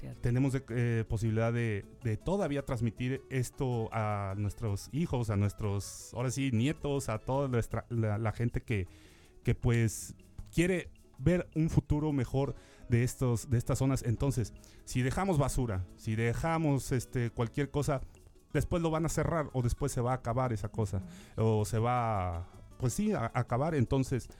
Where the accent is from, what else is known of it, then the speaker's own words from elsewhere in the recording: Xalapa, Veracruz, Mexico; los que somos de Jalapa